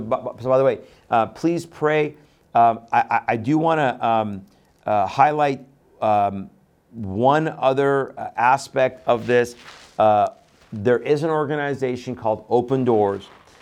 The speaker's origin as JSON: {"language": "English", "country": "Iran", "moved": "yes", "lives_now": "United States", "said": "I come from Iran, right? I'm Persian, I'm Iranian."}